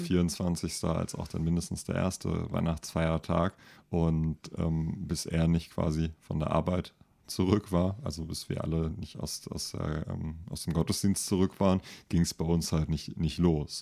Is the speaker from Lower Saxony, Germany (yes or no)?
no; Rüsselsheim, Hesse, Germany; now in Mainz, Germany; ich bin ja in Rüsselsheim zur Schule gegangen